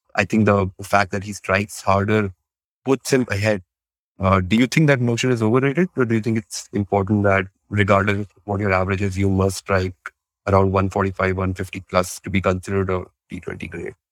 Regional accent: India; as an Indian fellow

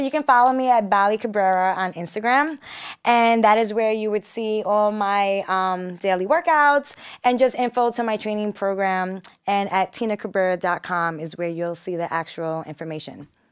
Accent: New York City, New York, United States; I'm also from Brooklyn, New York

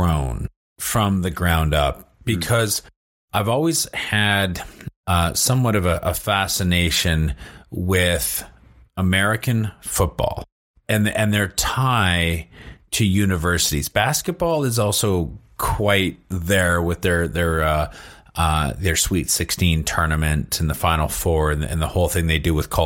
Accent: Vancouver, British Columbia, Canada; I come from Vancouver

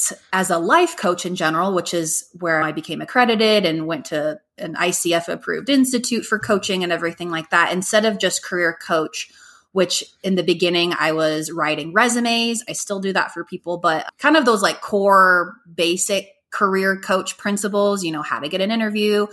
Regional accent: Golden, Colorado, United States; also born or lived in Hawaii; now in Denver, United States; I'm from Golden, Colorado, but I've been living in Denver for over 10 years.

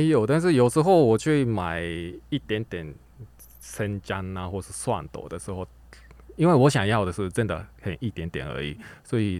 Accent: Japan; Chinese is a second language; now in Taiwan; 然后还是大部分是日本的，因为我在日本长大，所以一直以来喜欢日本的乐团。

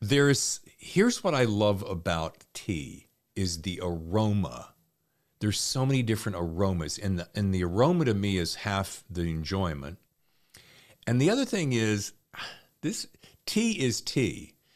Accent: the South, United States; I grew up in the South

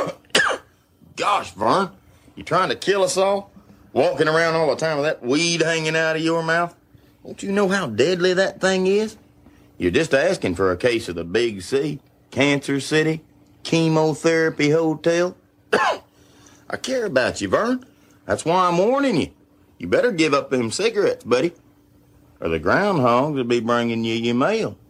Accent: Georgia, United States; I'm from Georgia

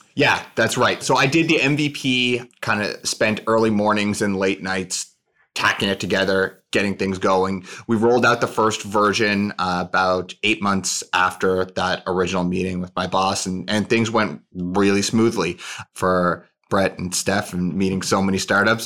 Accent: St. John's, Newfoundland and Labrador, Canada; I grew up in Saint John's, Newfoundland, in Canada.

